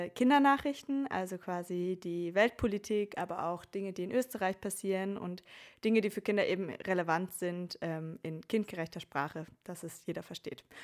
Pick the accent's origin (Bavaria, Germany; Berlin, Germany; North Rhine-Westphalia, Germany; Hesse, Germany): North Rhine-Westphalia, Germany; Oberhausen; now in Vienna, Austria; Äh, eigentlich komme ich aus Oberhausen, aus dem Ruhrgebiet, habe in Bayreuth studiert, habe dann meinen Master in Wien gemacht und lebe jetzt auch dort